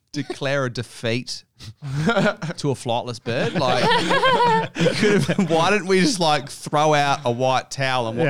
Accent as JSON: {"language": "English", "town": "Adelaide", "region": "South Australia", "country": "Australia", "said": "I'm from Adelaide."}